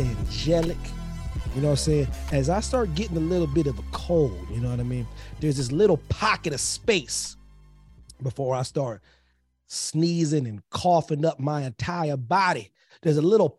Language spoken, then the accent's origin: English; United States; I'm American